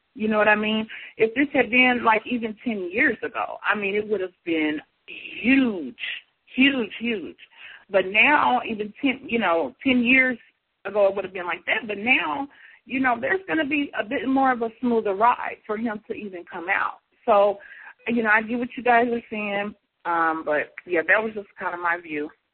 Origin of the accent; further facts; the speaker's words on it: Kansas City, Missouri, United States; now in St. Louis, United States; I grew up in Kansas City more than in St. Louis